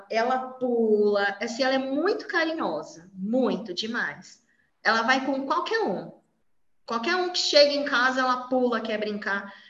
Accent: São Paulo, Brazil; sou de São Paulo.

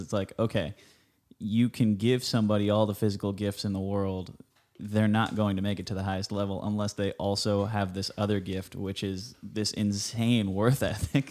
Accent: Huntington Beach, California, United States; I grew up on Huntington Beach

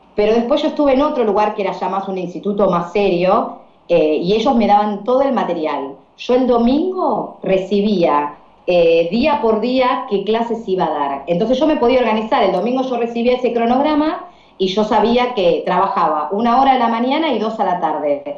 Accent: Argentina; Yo soy profe de inglés acá en mi país

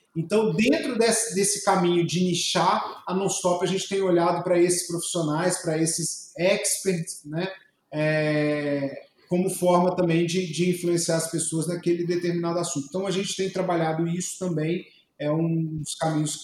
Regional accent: Juiz de Fora, Minas Gerais, Brazil; now in Palmas, Brazil; eu sou de Juiz de Fora e tenho muito orgulho de ser mineiro, porque Minas realmente é minha raiz total

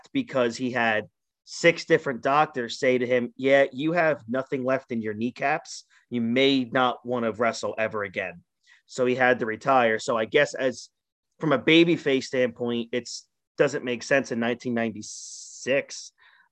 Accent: New Jersey, United States; We're from Jersey, so they're local Jersey guys

